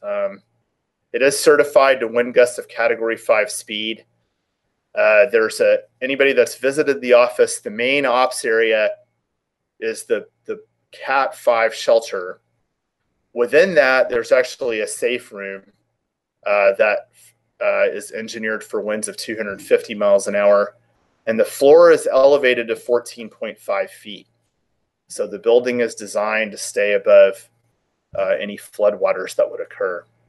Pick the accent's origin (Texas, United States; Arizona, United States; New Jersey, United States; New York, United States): Texas, United States; Houston; moved away as an adult; also born or lived in Oklahoma / New Orleans / Key West; now in California, United States; I grew up in Houston, Texas